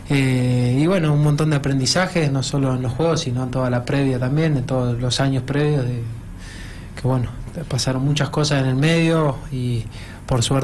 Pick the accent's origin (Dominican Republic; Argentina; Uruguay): Argentina; La Barriga, Buenos Aires Province; Yo soy de La Barriga, provincia de Buenos Aires.